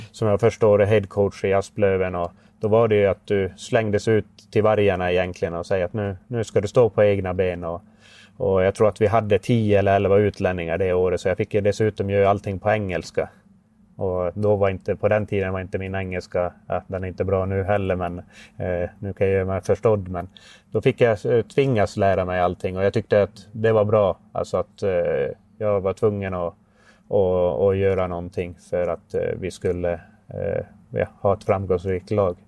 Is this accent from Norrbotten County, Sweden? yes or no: yes; Haparanda, Norrbotten County, Sweden; also born or lived in Oskarshamn; när jag kom hem från Oskarshamn till Haparanda